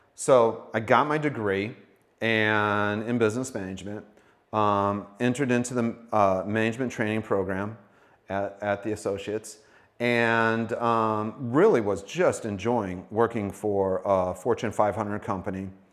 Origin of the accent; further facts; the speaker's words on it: Sioux Falls, South Dakota, United States; also born or lived in Valley Springs / Brandon; I grew up in Sioux Falls area